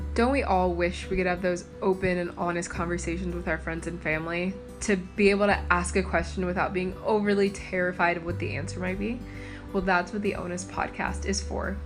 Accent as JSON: {"language": "English", "town": "Cincinnati", "region": "Ohio", "country": "United States", "said": "I'm originally from Cincinnati"}